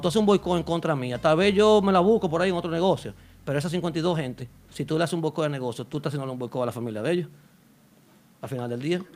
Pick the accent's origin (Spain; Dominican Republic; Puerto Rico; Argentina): Dominican Republic; Santo Domingo; yo soy de la capital